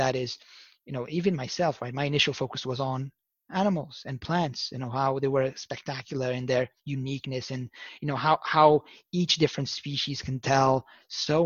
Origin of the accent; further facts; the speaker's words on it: Lisbon, Portugal; I was born in Lisbon, Portugal